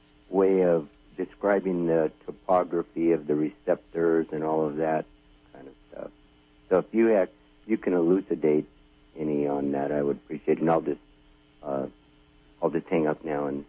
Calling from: California, United States; I'm Southern Humboldt.

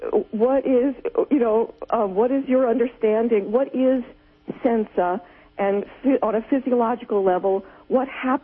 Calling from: New Jersey, United States; Oh, hi. I'm from New Jersey.

